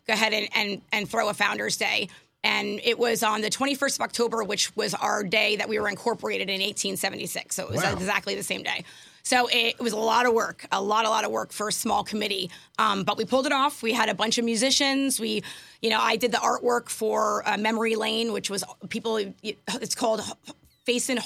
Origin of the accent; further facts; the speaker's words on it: Wantage, New Jersey, United States; moved away as an adult; also born or lived in Hackettstown, New Jersey; now in Portland, Pennsylvania, United States; I actually was born in Wantage, New Jersey, and moved up to Hackettstown, so kind of like got closer and closer to that PA border